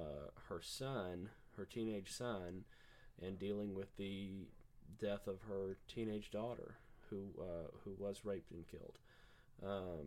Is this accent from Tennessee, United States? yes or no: yes; Tennessee, United States; we're from Tennessee